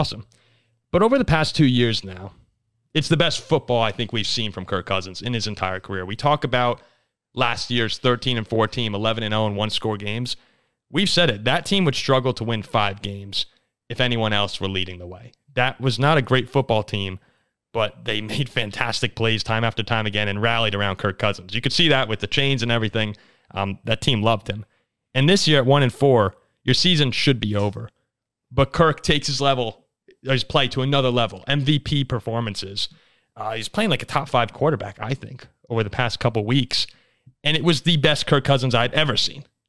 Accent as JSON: {"language": "English", "region": "New Jersey", "country": "United States", "tie": "born or raised there", "said": "we grew up in Jersey"}